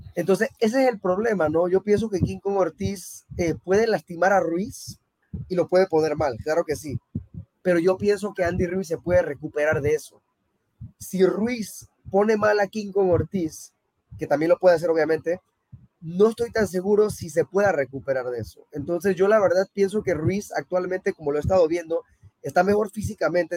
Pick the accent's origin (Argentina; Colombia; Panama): Panama; also born or lived in Mexico; yo soy mexicano y, prácticamente viví toda mi vida en Panamá